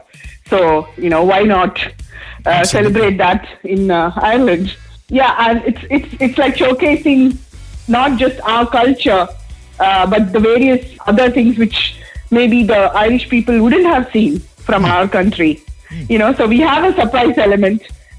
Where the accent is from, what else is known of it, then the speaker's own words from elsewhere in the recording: India; Oh, both. My heart lies in India.